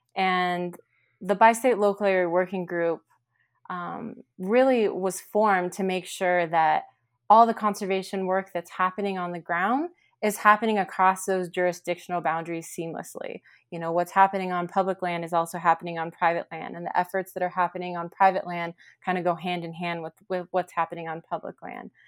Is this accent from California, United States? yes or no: yes; Central Valley, California, United States; now in Bishop, United States; I'm from the Central Valley in California, but I haven't lived there in a really long time